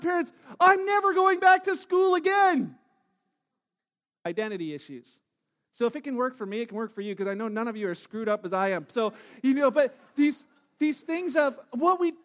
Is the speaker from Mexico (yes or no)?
no; Canada; I'm Canadian, that's how I identify